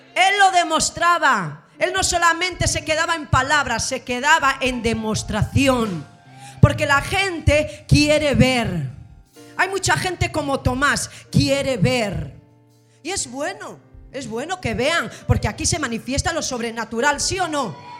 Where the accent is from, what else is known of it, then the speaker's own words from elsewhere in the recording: Gijón, Asturias, Spain; soy de Gijón, Asturias, España